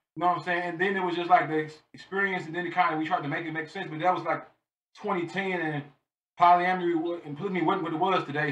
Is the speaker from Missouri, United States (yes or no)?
yes; St. Louis, Missouri, United States; moved away as an adult; now in Baltimore, United States; I am from North St. Louis, Missouri. I currently live in Baltimore, Maryland.